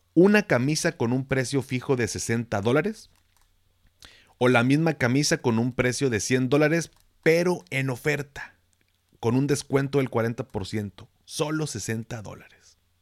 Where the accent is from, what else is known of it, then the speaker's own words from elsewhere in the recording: Mexico; términos que utilizo que es como muy mexicano, muy de acá